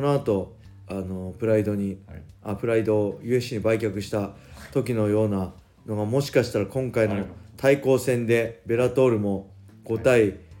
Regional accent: Japan; 僕はただ 日本人だって海外アメリカ行ったら、はい、僕は外国人なんで

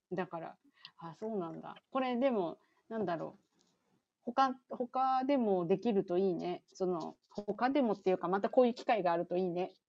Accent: Chiba, Japan; born or raised there; now in United States

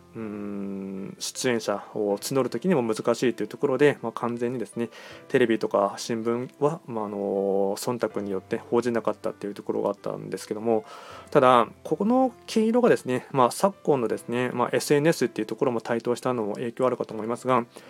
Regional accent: Aichi, Japan; 僕も愛知県出身

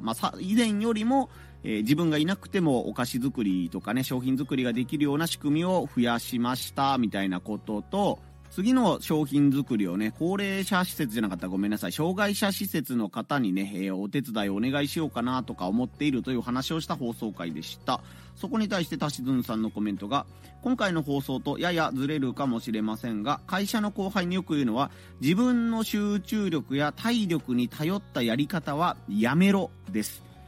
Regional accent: Hiroshima, Japan; moved away; 僕の実家があるところですね、子供の頃から大学生ぐらいまでを過ごした広島市

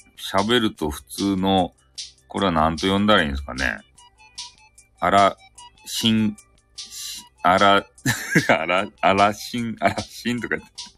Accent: Fukuoka, Japan; accent: Hakata-ben; 博多弁の、あの、昔話クリエイターなんですよ

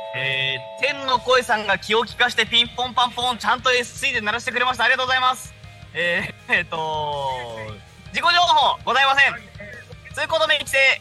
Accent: Arakawa, Tokyo, Japan; 私はだって荒川区の出身です。

